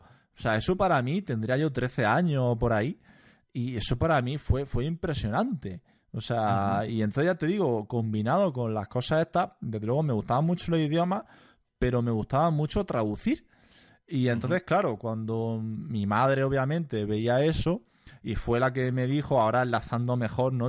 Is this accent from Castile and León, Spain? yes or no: no; Almería, Andalusia, Spain; accent: andaluz; moved away as an adult; also born or lived in Granada / Dublin; yo soy de Almería